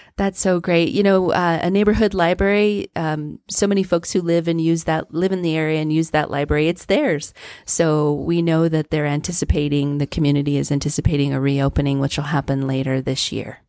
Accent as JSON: {"language": "English", "town": "Trinidad", "region": "Colorado", "country": "United States", "tie": "born or raised there", "moved": "as an adult", "lives_now": "Pueblo, United States", "said": "I grew up in Trinidad"}